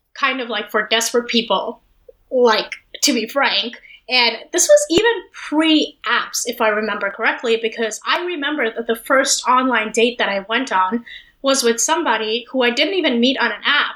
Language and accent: English; Delhi, India; moved away as an adult; also born or lived in Los Angeles; when I was growing up in Delhi